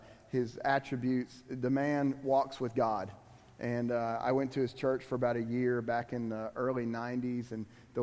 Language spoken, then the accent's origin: English; Miami, Florida, United States; I'm from Miami.